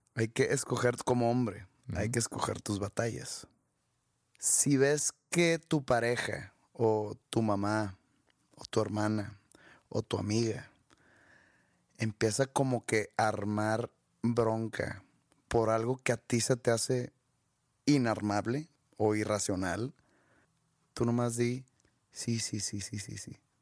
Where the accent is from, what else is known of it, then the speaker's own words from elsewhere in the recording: Mexico; yo, como mexicano